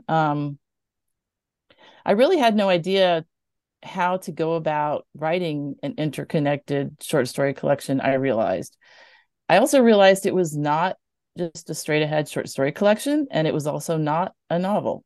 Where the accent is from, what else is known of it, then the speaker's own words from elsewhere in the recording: Mobile, Alabama, United States; growing up in Mobile